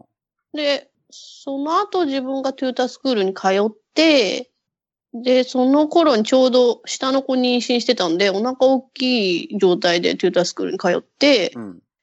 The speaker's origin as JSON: {"language": "Japanese", "town": "Ichinomiya", "region": "Aichi", "country": "Japan", "tie": "born or raised there", "said": "自分の実家はそっちの方なんで、もともと自分がいたとこ"}